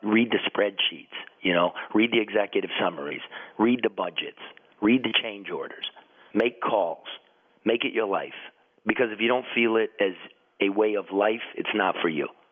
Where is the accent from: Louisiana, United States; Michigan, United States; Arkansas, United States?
Michigan, United States; Detroit; I come from Detroit and I've been across this great country of ours for decades now